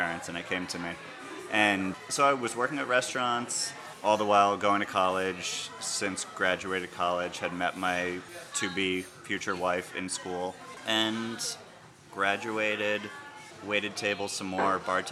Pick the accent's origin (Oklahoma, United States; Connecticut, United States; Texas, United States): Connecticut, United States; moved away as an adult; now in Cambridge, United States; I grew up in Connecticut, was born and raised there.